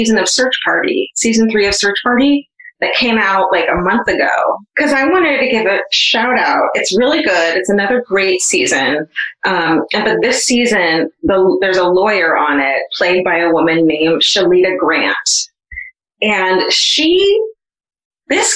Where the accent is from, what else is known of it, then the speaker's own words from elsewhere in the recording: Orange County, California, United States; I'm from Orange County